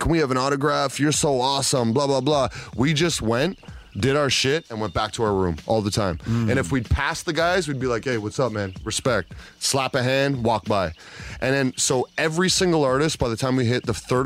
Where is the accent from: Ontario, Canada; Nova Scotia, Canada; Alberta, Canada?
Ontario, Canada; Toronto; my hometown people are here.